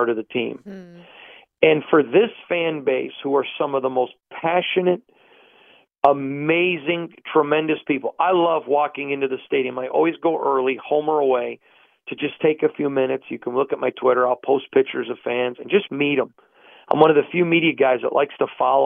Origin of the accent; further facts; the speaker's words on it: Michigan, United States; moved away; I grew up in Michigan